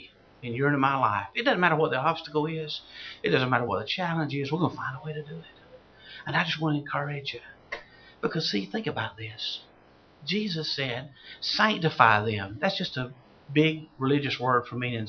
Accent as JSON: {"language": "English", "region": "South Georgia", "country": "United States", "said": "I'm from South Georgia."}